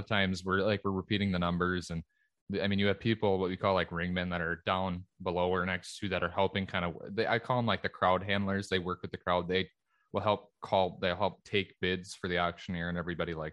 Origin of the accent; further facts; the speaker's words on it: Minnesota, United States; here in the States and in my home state of Minnesota